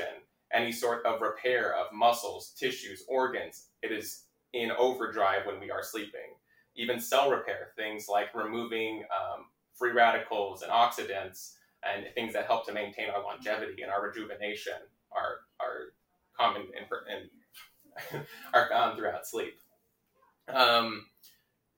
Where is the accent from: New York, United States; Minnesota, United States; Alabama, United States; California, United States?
California, United States; Laguna Hills; I grew up in Orange County in Laguna Hills